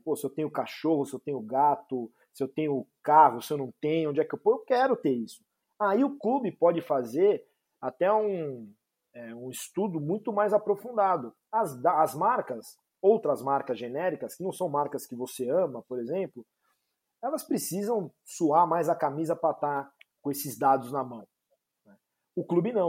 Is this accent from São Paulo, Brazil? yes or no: yes; São Paulo, Brazil; eu sou de São Paulo